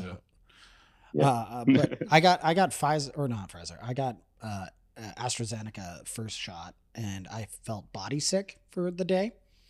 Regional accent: Hamilton, Ontario, Canada; I was born in Hamilton.

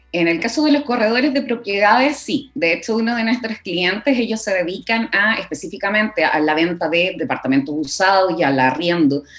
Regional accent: Coquimbo, Chile; moved away as an adult; also born or lived in La Serena; now in Santiago, Chile; yo soy de Coquimbo, entonces estudié allá

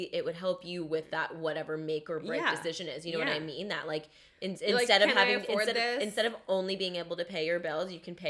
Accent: London, Ontario, Canada; there was this one in London from, like, my hometown

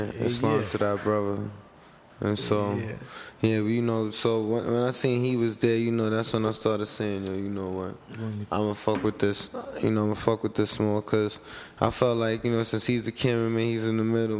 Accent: New York City, New York, United States; I come from them real Cyphers, South Bronx Cyphers

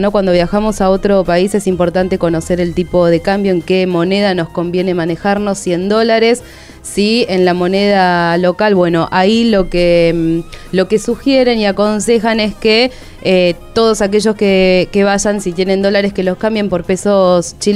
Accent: Argentina; Como argentinos que estamos por ahí acostumbrados a que el tipo de cambio y las tarifas varíen todo el tiempo, allá eso no pasa.

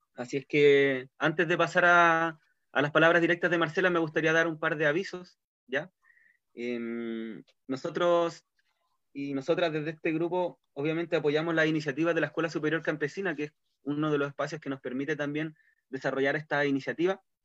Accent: Castro, Los Lagos, Chile; now in Chonchi, Chile; Soy castreño de nacimiento, pero ahora estoy avecindado en este pueblito vecino.

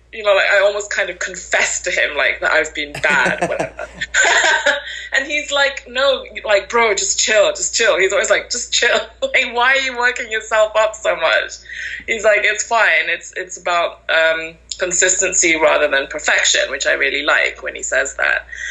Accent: Malaysia; now in York, United Kingdom; I'm originally from Malaysia.

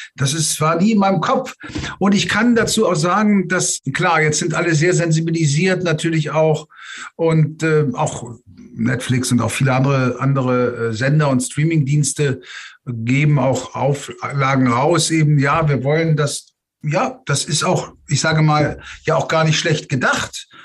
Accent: Germany; Natürlich bin ich Deutscher, bin hier aufgewachsen und, und, und geboren

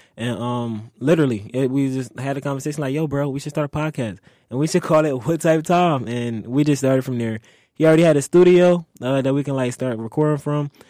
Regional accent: Philadelphia, Pennsylvania, United States; moved away; also born or lived in Delaware; growing up in Philly, I would say it was fun.

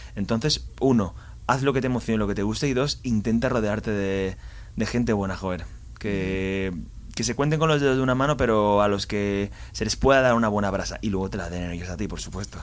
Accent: Valencia, Valencian Community, Spain; soy de Valencia, empecé muy jovencito.

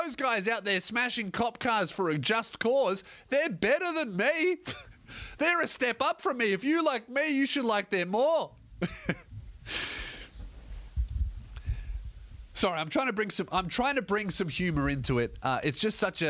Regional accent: Australia; I'm an Australian

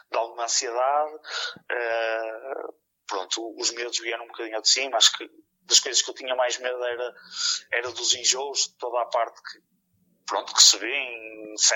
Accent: Porto, Norte, Portugal; sou aqui da zona do Porto

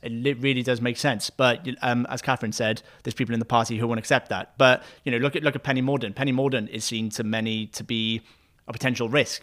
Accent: Wales, United Kingdom; me being a Welsh person

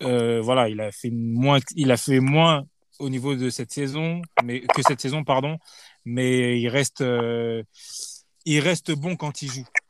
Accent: Paris, Île-de-France, France; en tant que Parisien

